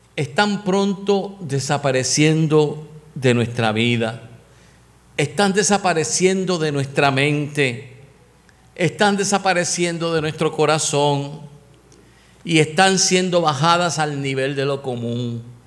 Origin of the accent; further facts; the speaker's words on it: Puerto Rico; Los puertorriqueños tenemos un refrán